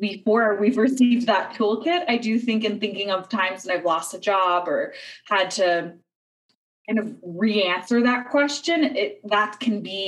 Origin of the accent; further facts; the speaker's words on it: United States; as an American